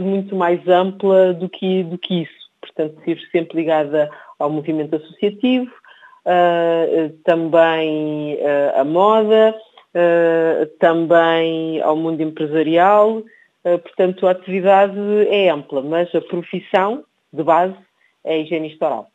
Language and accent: Portuguese; Portugal; also born or lived in Cape Verde; Nasci em Cabo Verde e vim para Portugal com cerca de três anos de idade